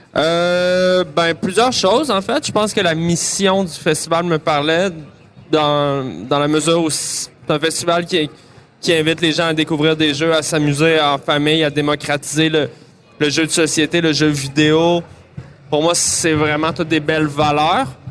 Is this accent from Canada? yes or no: yes; Montreal, Quebec, Canada; j'ai grandi à Montréal